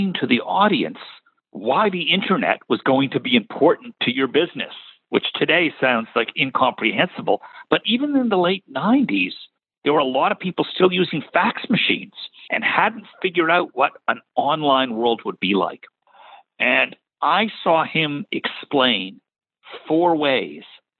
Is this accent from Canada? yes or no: yes; Toronto, Ontario, Canada; moved away as an adult; also born or lived in New York / Boston / Washington, D.C. / Tennessee; now in North Carolina, United States; I grew up in Toronto, went to the University of Toronto